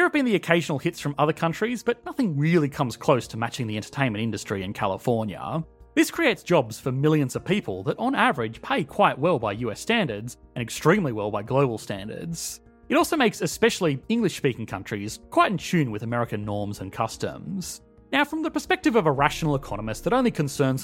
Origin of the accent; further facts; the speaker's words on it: Australia; as an Australian